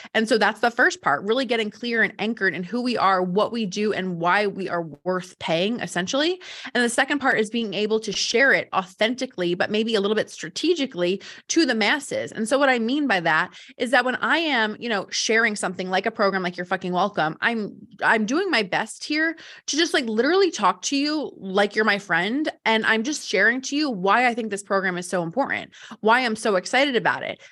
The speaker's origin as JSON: {"language": "English", "region": "New Jersey", "country": "United States", "said": "I'm from Jersey"}